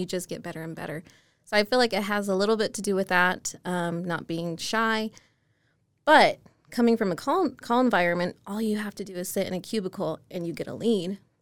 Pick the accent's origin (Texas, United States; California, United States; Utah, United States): Utah, United States; Murray; born and raised in Utah. Never went anywhere. Um, Murray was my hometown